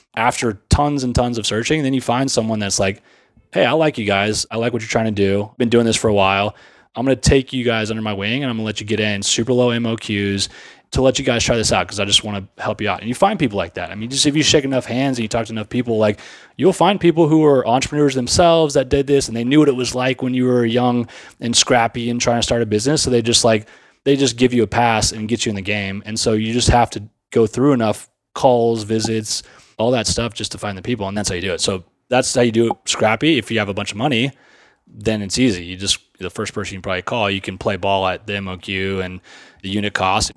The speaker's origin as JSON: {"language": "English", "town": "Sugar Land", "region": "Texas", "country": "United States", "tie": "born or raised there", "said": "I grew up in Sugarland, Texas"}